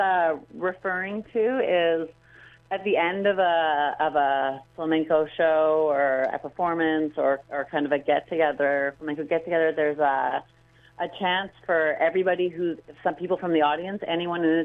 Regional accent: Vancouver, British Columbia, Canada; moved away; also born or lived in Granada; I'm from Vancouver, and so I started dancing here

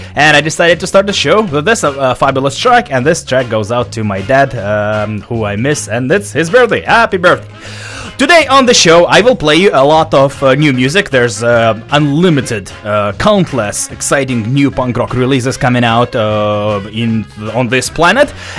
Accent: Russia; now in Vancouver, Canada; I am from Russia

